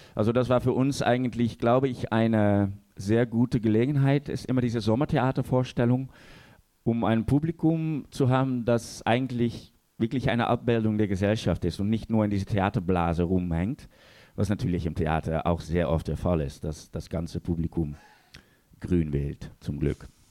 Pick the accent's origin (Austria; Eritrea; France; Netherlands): Netherlands; als Holländer